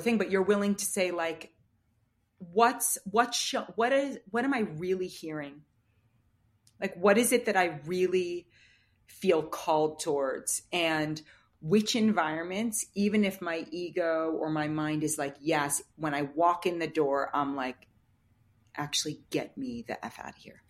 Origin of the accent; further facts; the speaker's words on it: New York, United States; the kind of world that I was raised in Manhattan